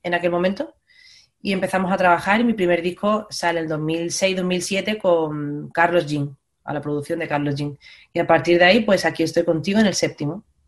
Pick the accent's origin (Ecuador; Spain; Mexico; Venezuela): Spain; Málaga, Andalusia; moved away as an adult; now in Madrid, Spain; yo soy de Málaga, me vengo a vivir a Madrid